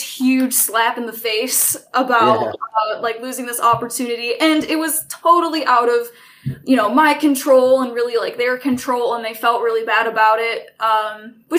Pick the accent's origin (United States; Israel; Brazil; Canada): United States; Port Huron, Michigan; moved away; I'm originally from Port Huron, Michigan